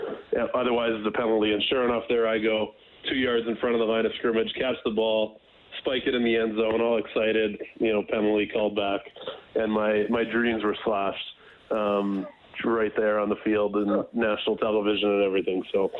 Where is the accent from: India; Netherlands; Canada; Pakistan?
Canada; Edmonton, Alberta; playing against Edmonton, against my hometown team